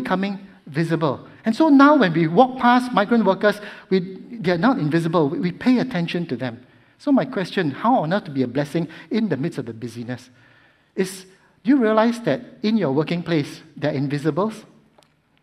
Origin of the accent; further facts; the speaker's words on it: Singapore; as a Singaporean